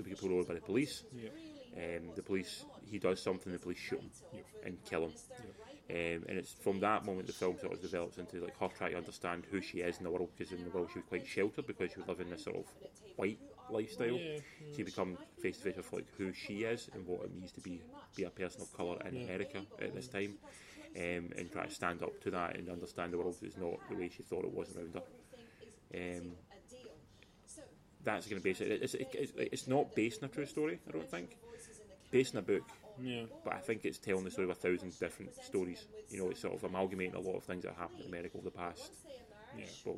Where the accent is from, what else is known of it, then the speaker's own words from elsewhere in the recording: North Ayrshire, Scotland, United Kingdom; I'm from North Ayrshire